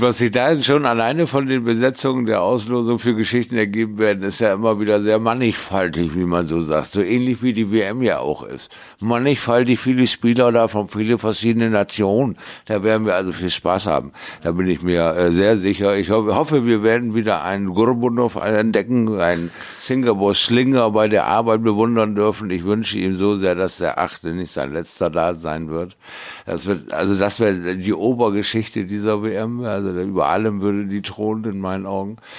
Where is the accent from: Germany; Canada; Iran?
Germany; near Bremerhaven, Bremen; in meiner Heimatstadt mal wieder die Leidenschaft zu entfachen. In, äh, in der Nähe von Bremerhaven